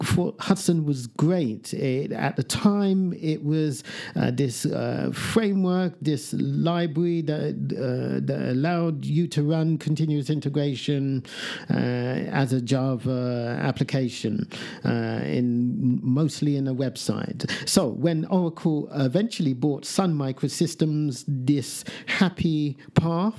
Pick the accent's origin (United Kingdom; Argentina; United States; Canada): United Kingdom; I am British.